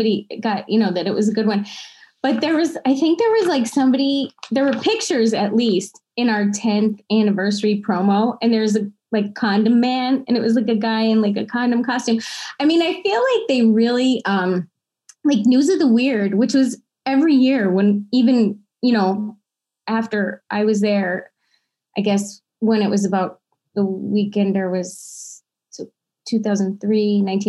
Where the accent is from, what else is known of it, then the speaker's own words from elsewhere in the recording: Hazleton, Pennsylvania, United States; moved away; also born or lived in Wilkes-Barre / Philadelphia; as a kid, I mean, I was from Hazleton